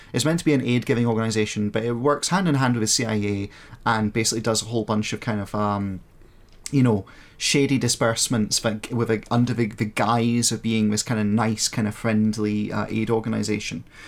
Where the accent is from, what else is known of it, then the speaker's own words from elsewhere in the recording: Scotland, United Kingdom; I'm from Scotland